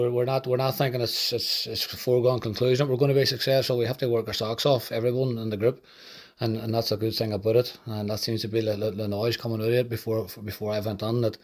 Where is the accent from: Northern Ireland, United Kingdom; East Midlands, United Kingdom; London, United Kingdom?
Northern Ireland, United Kingdom; Derry; Derry City, like I say, my hometown club